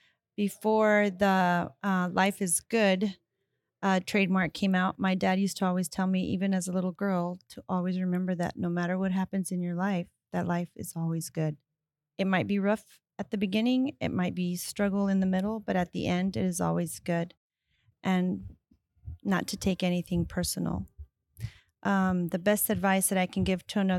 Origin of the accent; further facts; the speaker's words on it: Texas, United States; I am from Texas